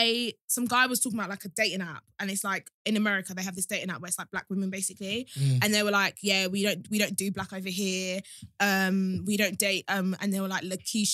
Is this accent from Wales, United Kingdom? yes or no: no; Kent, South East England, United Kingdom; growing up in Kent, it was very like segregated between the black girls and black guys.